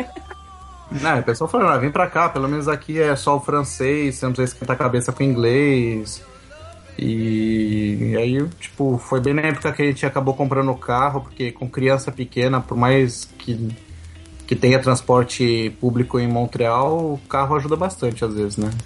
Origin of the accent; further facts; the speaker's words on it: São Paulo, Brazil; moved away as an adult; now in Quebec, Canada; eu sou nascido e criado em São Paulo